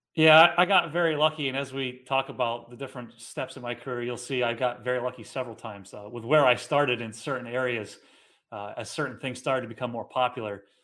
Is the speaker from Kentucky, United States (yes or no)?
no; Ballston Spa, New York, United States; also born or lived in Guilderland, New York; I grew up in Ballston Spa. Um, I live in Gilderland now, so I've been in the Capital Region basically my whole life